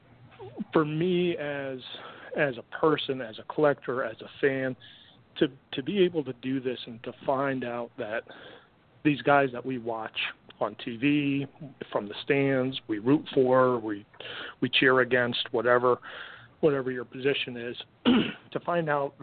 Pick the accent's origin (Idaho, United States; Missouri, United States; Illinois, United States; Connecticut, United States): Connecticut, United States; I grew up in Connecticut, grew up a huge Mets fan